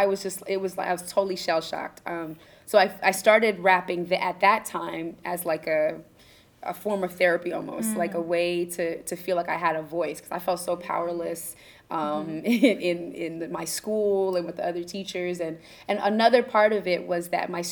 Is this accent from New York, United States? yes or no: yes; Ithaca, New York, United States; I grew up in Ithaca, New York